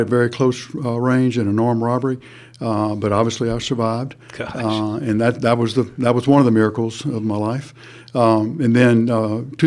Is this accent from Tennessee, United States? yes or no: no; Pineville, Louisiana, United States; I was raised in Pineville, Louisiana as Baptist